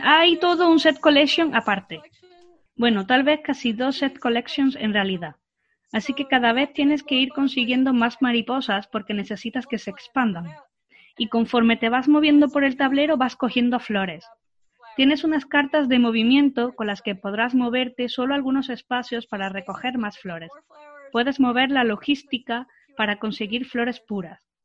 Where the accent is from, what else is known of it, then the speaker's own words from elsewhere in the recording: Florida, United States; Spanish is a second language; soy de Florida, Playa, pero playa sin un montón de gente.